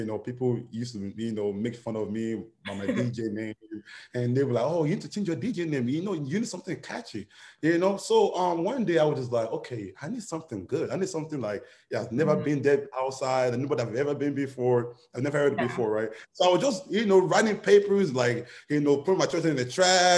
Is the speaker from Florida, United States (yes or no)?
yes; Miami, Florida, United States; moved away as an adult; also born or lived in Nigeria; now in Atlanta, United States; I grew up from Nigeria, then I moved to Miami. So that's where I grew up